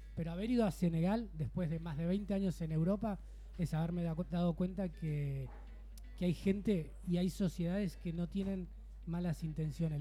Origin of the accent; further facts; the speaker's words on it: Bella Vista, Buenos Aires Province, Argentina; moved away as an adult; now in Barcelona, Spain; yo soy de Buenos Aires, provincia de Buenos Aires, un lugar que se llama Bella Vista